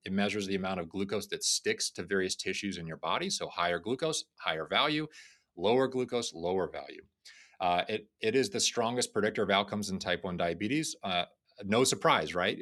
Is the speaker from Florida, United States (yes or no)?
yes; Florida, United States; I grew up in Florida